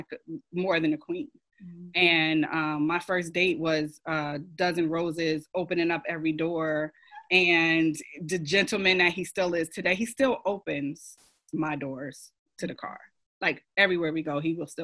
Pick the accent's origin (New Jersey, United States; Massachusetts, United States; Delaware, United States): New Jersey, United States; moved away as an adult; now in Rock Hill, United States; I'm a transplant from New Jersey, born and raised